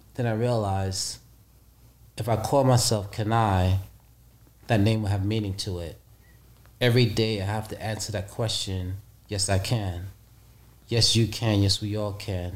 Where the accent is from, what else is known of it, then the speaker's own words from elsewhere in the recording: New York City, New York, United States; also born or lived in Costa Rica; I'm from the streets of Brooklyn, New York